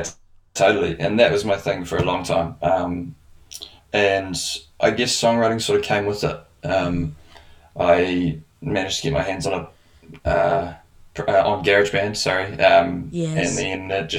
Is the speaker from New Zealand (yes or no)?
yes; Invercargill, Southland, New Zealand; moved away as an adult; now in Wellington, New Zealand; I'm a singer-songwriter, originally born and raised in Invercargill at the bottom of New Zealand. Nice. I've been in Wellington for the last 3 years. And I'm about to move to Auckland next year